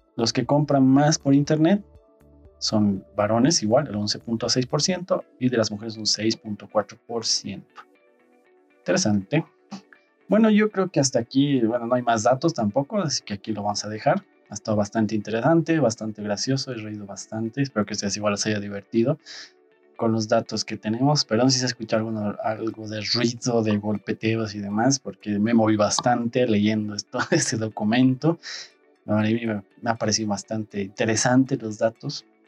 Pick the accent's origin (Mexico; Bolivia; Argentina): Bolivia; en Bolivia somos usuarios de Android